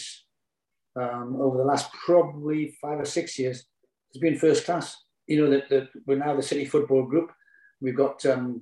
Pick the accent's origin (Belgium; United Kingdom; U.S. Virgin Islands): United Kingdom; Newcastle upon Tyne, North East England; moved away as an adult; Newcastle, which is my hometown team